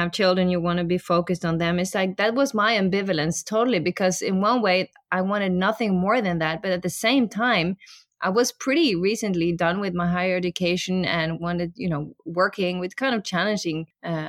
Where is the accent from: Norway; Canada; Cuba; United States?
Norway; we grew up in Norway